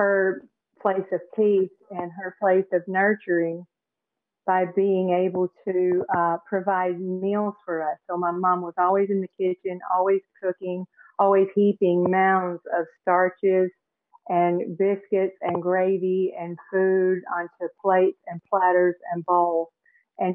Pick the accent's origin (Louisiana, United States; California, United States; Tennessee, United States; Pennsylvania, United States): Tennessee, United States; also born or lived in Phoenix, Arizona; now in St. Petersburg, United States; I live in St. Petersburg, Florida now. I grew up in Tennessee and spent some time out in Phoenix, Arizona.